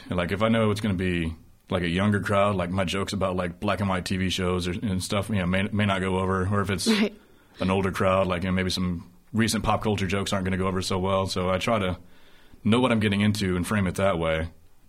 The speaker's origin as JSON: {"language": "English", "region": "Alabama", "country": "United States", "said": "did I make the host dig me into a hole by saying I'm from Alabama"}